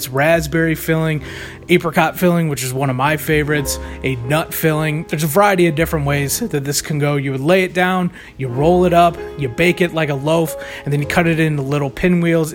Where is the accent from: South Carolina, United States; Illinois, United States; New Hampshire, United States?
Illinois, United States; Chicago; I'm from the Chicagoland area